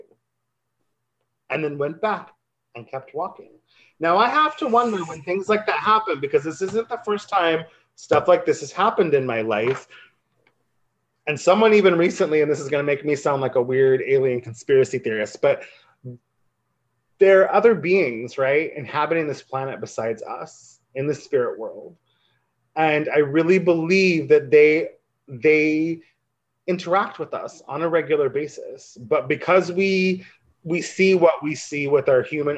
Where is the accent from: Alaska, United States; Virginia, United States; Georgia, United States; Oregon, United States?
Oregon, United States; a coastal town in; moved away as an adult; now in Los Angeles, United States; my hometown and folks were like, we want to start a community radio. Can you help us? And I'm like, it's a coastal town in Oregon